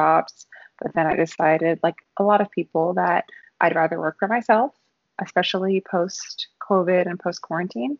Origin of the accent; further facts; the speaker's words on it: New Orleans, Louisiana, United States; moved away as an adult; also born or lived in San Francisco; for us growing up in New Orleans, it's food is such a celebratory cultural experience